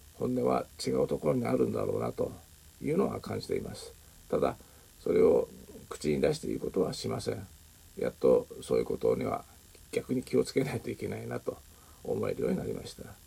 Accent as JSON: {"language": "Japanese", "country": "Japan", "tie": "born or raised there", "also_born_or_lived": "Southeast Asia / China", "moved": "as an adult", "said": "日本で生まれ育ち一旦海外へ出てまた無事に帰ってこれた"}